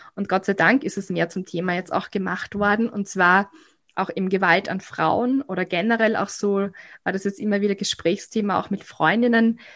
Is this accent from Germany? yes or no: no; Graz, Styria, Austria; bei uns in Graz